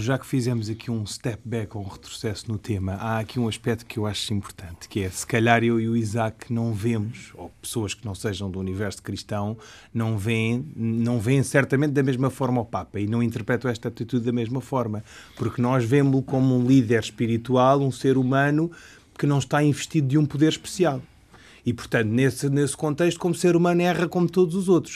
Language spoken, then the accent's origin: Portuguese; Portugal; como português ocidental